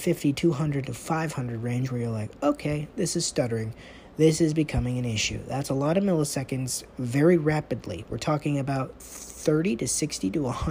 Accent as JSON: {"language": "English", "country": "United States", "said": "I'm from America"}